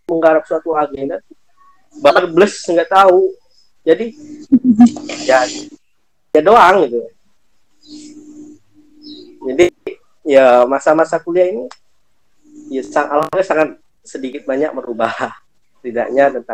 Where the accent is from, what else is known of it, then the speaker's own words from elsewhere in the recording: Indonesia; Saya kan orang Jawa dengan apa namanya di lingkungan komering itu ya.